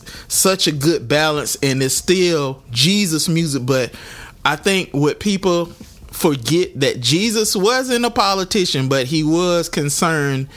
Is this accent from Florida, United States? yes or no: yes; Jacksonville, Florida, United States; Homegrown in Duval County, my hometown.